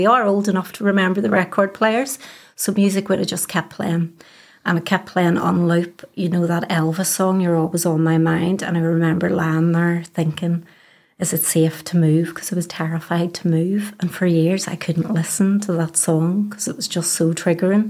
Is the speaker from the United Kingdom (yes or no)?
yes; Belfast, Northern Ireland, United Kingdom; I am born and bred in Belfast, as you can probably tell from the accent. I grew up around the Cliftonville area